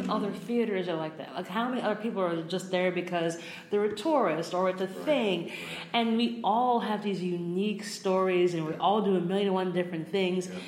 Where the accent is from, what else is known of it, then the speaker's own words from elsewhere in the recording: New York, United States; even as someone who grew up in New York, I grew up on Long Island, which right. is the 51st state.